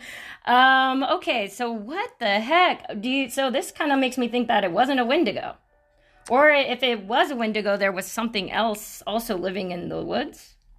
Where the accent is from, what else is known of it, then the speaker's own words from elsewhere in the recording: Sacramento, California, United States; I grew up in California and, uh, in Sacramento